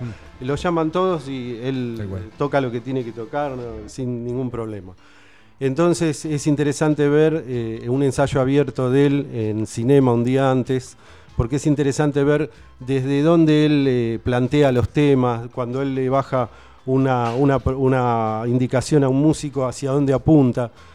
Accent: Buenos Aires, Argentina; moved away as an adult; now in Tandil, Argentina; soy de Capital

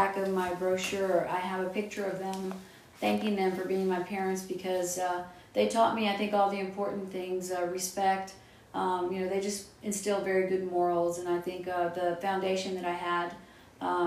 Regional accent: Austin, Texas, United States; I'm from Austin, one of the few original Austinites

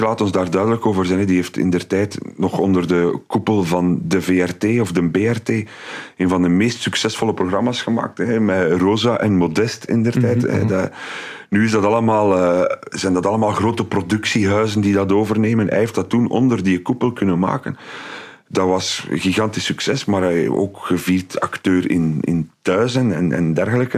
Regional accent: Aalst, Flanders, Belgium; also born or lived in Dendermonde; now in Ghent, Belgium; als Aalstenaar

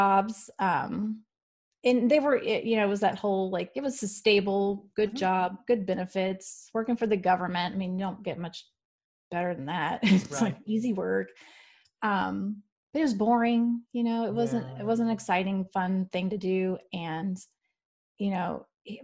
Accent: Houston, Texas, United States; moved away; I'm from Houston originally

